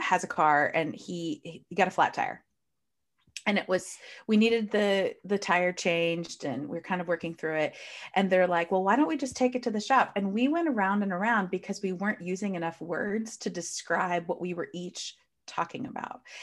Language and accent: English; United States; I clearly live in the United States. Well, at least I'm clearly from the United States. You can hear from my accent.